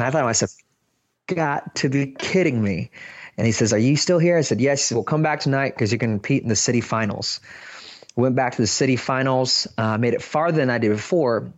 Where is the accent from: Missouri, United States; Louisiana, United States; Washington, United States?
Washington, United States; Seattle; I'm from Seattle, Washington